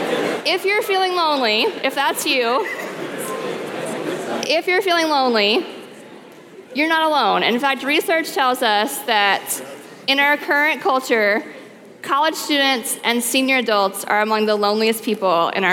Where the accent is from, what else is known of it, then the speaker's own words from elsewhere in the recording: the South, United States; moved away; I grew up in the South